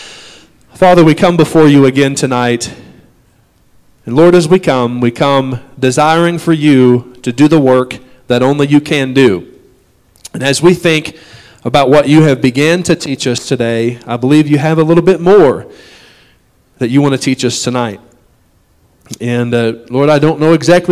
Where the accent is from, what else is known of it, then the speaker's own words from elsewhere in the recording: United States; we as an American society